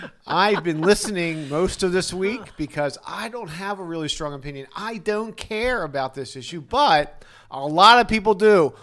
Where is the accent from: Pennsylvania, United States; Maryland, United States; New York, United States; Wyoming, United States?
Maryland, United States; Arbutus; in Arbutus, Maryland, my hometown